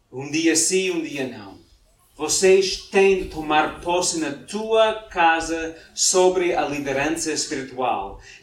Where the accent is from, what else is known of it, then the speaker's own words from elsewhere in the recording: Mozambique; now in Portugal; quando nós viemos cá de Moçambique há nove anos, em Moçambique, todos os dias, antes dos nossos filhos irem para a cama, lemos a Bíblia